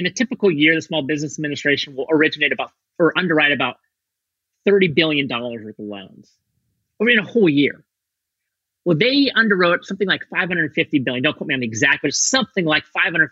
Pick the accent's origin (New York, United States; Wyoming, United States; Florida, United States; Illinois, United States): Wyoming, United States; Torrington; moved away; Torrington, Wyoming, where I grew up